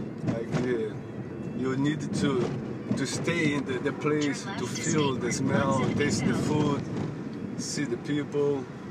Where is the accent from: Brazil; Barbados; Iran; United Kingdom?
Brazil; English is a second language; moved away as an adult; now in United States; I'm from Brazil. I came here by myself.